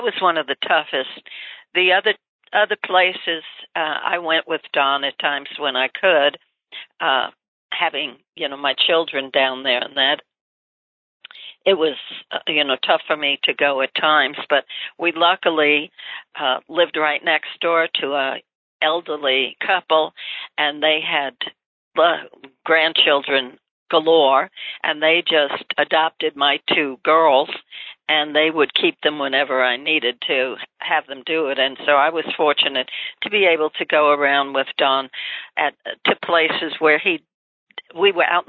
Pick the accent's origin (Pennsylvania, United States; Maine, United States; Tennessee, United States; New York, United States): New York, United States; accent: New York; moved away as an adult; also born or lived in Tampa, Florida; you hear my accent. I don't think you can ever lose your New York accent